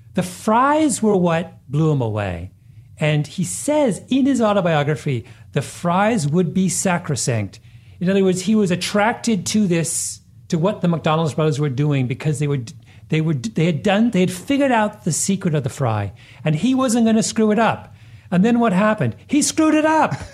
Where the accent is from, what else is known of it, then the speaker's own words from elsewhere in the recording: Canada; moved away as an adult; also born or lived in Washington, D.C.; when I was growing up in Canada